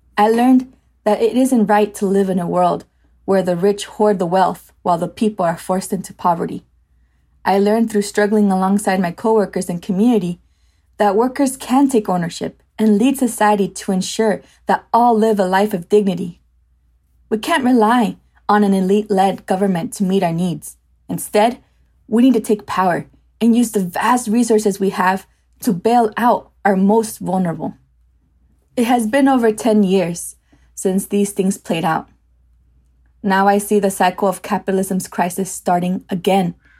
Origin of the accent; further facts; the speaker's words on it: United States; I was born here in the States